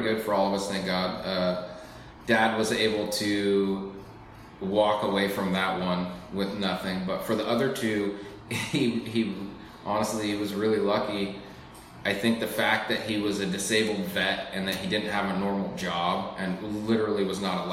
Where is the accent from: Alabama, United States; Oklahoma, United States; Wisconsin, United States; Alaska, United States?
Alaska, United States; I grew up here in Alaska